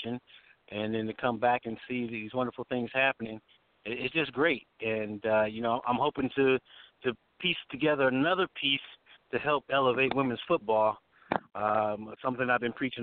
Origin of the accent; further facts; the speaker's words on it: Long Beach, California, United States; now in Las Vegas, United States; I'm from the South Bay, Long Beach area